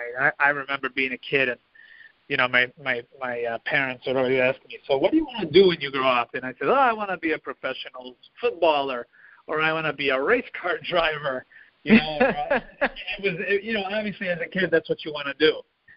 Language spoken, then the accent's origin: English; Midwest, United States; You know, I grew up in the Midwest where it's all farms and, you know, kind of quiet.